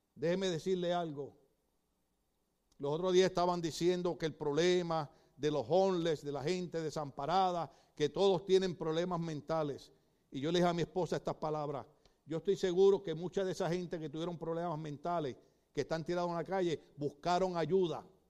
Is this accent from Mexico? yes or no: no; Puerto Rico; moved away; en mi país, en Puerto Rico